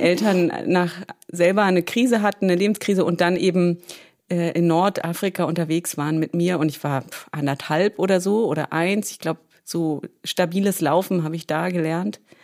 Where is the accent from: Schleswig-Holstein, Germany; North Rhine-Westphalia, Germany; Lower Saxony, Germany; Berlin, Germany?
Berlin, Germany; geboren bin ich ganz banal in Berlin